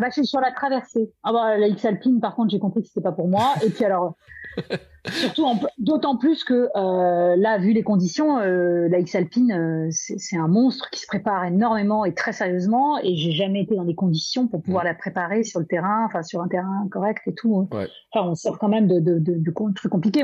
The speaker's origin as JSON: {"language": "French", "region": "Brittany", "country": "France", "said": "je suis bretonne"}